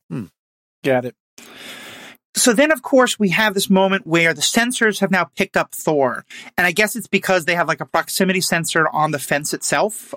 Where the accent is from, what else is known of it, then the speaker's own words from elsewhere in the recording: New York City, New York, United States; That's my hometown as well.